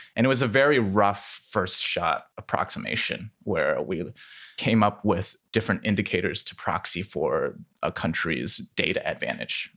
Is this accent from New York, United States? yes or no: no; Iowa City, Iowa, United States; also born or lived in Shanghai, China; I was born in Shanghai and then moved to Iowa City when I was three